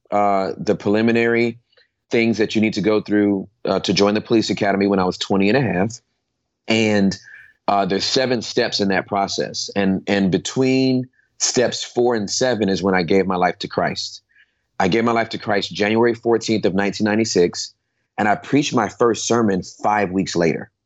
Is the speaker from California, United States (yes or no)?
yes; Inglewood, California, United States; I was born and raised in Southern California uh, in Inglewood